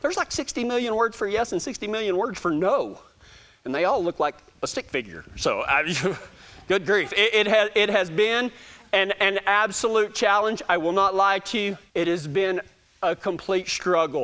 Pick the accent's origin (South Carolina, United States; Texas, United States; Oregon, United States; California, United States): Texas, United States; accent: Texas